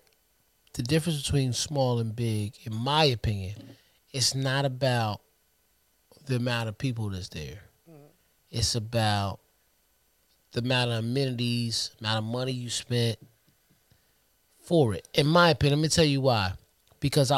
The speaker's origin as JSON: {"language": "English", "town": "Trenton", "region": "New Jersey", "country": "United States", "tie": "born or raised there", "said": "we grew up in Trenton."}